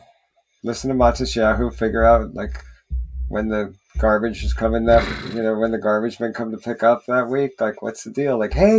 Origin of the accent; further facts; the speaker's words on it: New York, United States; we're from New York.